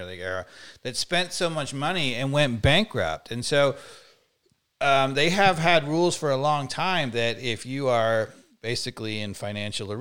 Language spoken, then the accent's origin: English; New York, United States; moved away; I was from New York kid